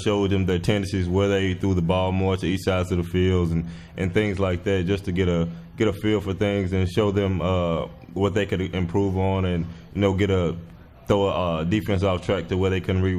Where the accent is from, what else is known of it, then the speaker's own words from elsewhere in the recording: Louisiana, United States; It was in my hometown. I didn't have to leave, but I committed to like four different schools.